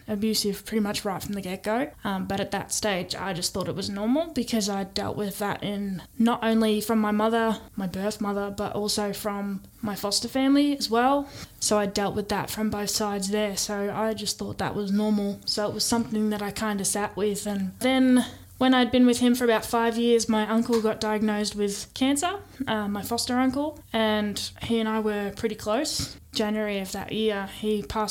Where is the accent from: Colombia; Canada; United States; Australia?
Australia; Stawell, Victoria; moved away as an adult; also born or lived in East Melbourne, Victoria; when I was growing up there